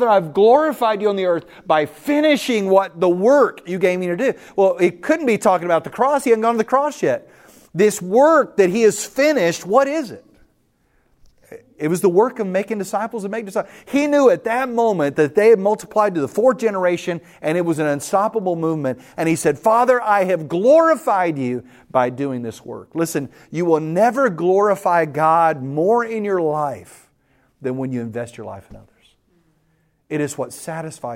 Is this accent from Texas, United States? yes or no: yes; West Texas, United States; I grew up in West Texas